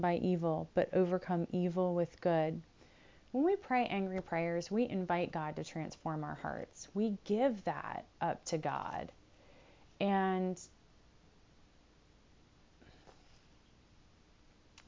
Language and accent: English; United States; I'm an American, so I know my American culture